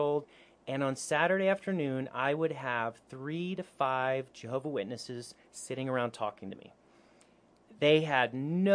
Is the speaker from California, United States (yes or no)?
yes; Northern California, United States; growing up in Northern California, I was a teenager